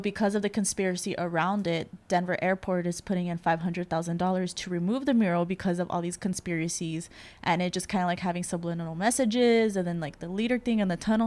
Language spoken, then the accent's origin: English; El Salvador; I'm from El Salvador